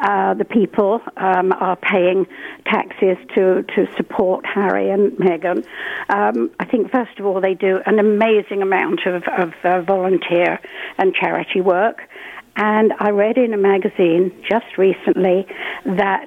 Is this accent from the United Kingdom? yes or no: yes; England, United Kingdom; moved away as an adult; I'm English.